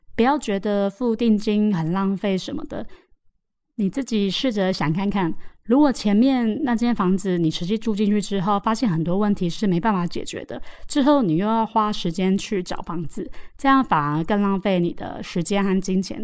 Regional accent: Taoyuan, Taiwan; now in Taipei, Taiwan; 我们桃园老家

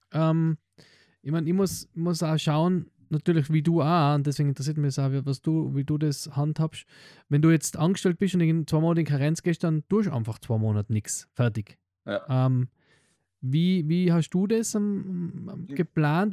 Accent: Tyrol, Austria; Bei uns in Tirol sind halt Hausgeburten

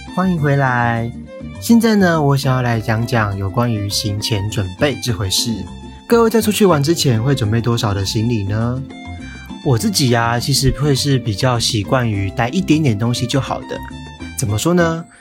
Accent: Tainan, Taiwan; 我本身是台南人，然后我在台南读书嘛

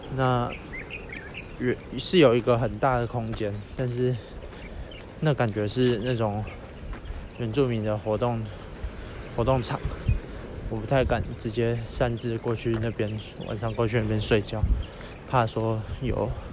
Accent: Yilan County, Taiwan; 我是宜兰来的

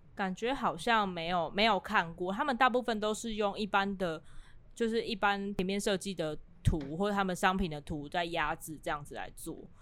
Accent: Kaohsiung, Taiwan; 因为我是高雄人嘛

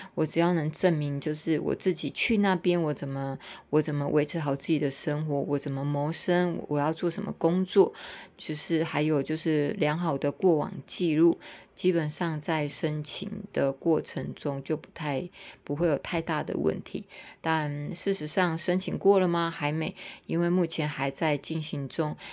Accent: Tainan, Taiwan; also born or lived in Hong Kong / Singapore / Taipei / Taichung; 我其实在台南也住很久了，我是台南人，但我在很多国家跟很多城市都居住过

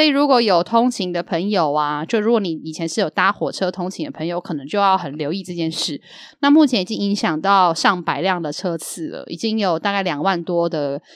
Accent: Yilan, Yilan County, Taiwan; 从小时候我的印象的宜兰

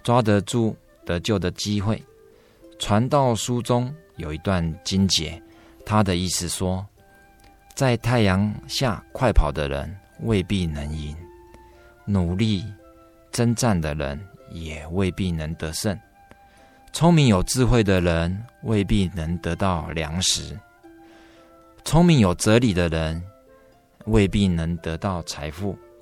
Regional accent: Taipei, Taiwan; 我的老家也在台北核心医院那旁边，附近

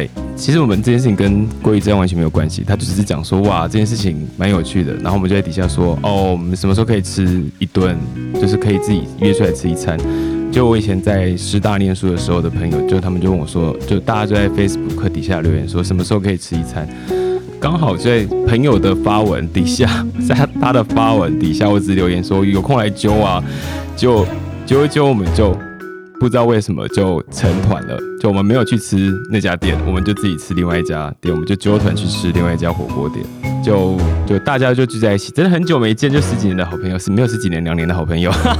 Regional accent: Taoyuan, Taiwan; 好像因为我小时候在住就住在桃园，三天不能用自来水吧？

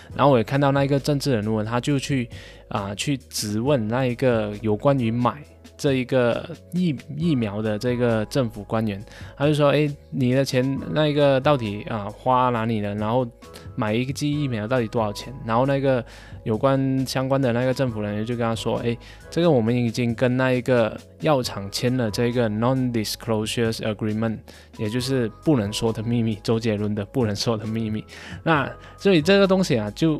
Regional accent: Malaysia; 我们马来西亚人都是这样

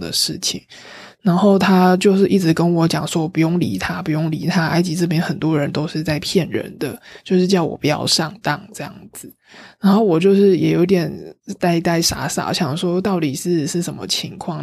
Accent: Taiwan; 我也是来台，从台湾来的

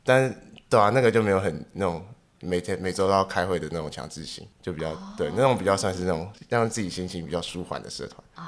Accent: Taipei, Taiwan; 我台北人嘛

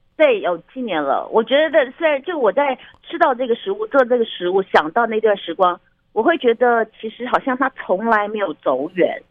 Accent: Taiwan; 我们台湾人

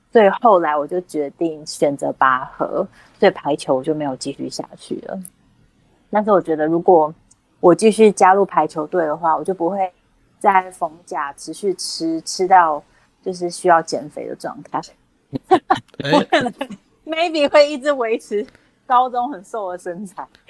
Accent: Kaohsiung, Taiwan; moved away; 偶尔回家，我不太常回，我是高雄人，我不太常回高雄

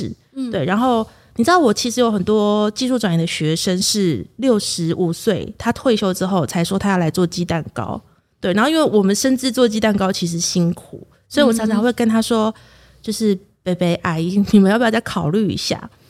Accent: Kaohsiung, Taiwan; now in Chiayi, Taiwan; 其实我不是嘉义人。哦，我是高雄人，

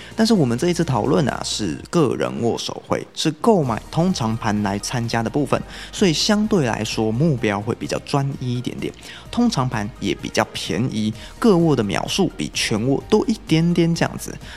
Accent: Taiwan; 我是台湾的炫音粉丝

